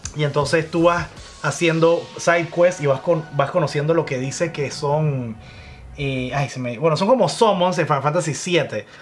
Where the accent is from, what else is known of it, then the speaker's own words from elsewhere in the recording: Panama; En Panamá, acuérdense que somos de Panamá